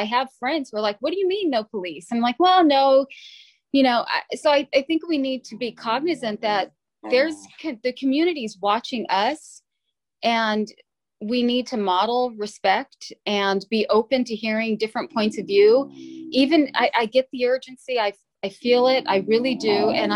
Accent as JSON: {"language": "English", "town": "San Jose", "region": "California", "country": "United States", "tie": "born or raised there", "said": "I was born and raised in San Jose on South 22nd Street"}